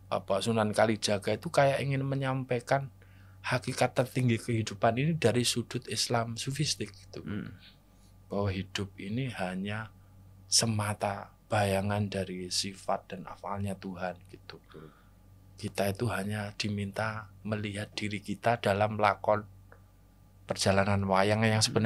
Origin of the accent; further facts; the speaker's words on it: Java, Indonesia; Yang sedangkan saya sebagai orang Jawa hmm. juga ditakdirkan untuk lahir di sini.